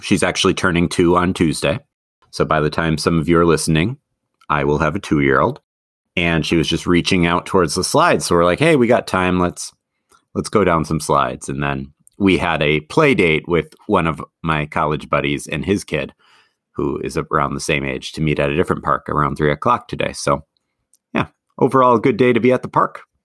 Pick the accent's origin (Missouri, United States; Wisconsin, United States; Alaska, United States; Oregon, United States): Wisconsin, United States; Madison; also born or lived in Eau Claire, Wisconsin; Growing up in Madison